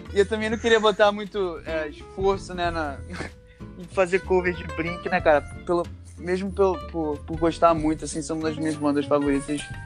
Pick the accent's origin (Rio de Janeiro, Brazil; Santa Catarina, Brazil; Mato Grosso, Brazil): Rio de Janeiro, Brazil; moved away as an adult; also born or lived in Iowa, United States; now in Massachusetts, United States; eu nasci aqui, mas cresci no, no, no Rio